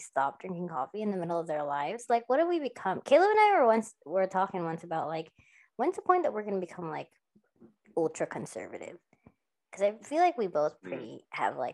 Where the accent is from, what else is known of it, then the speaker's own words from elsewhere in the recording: Texas, United States; I'm Texan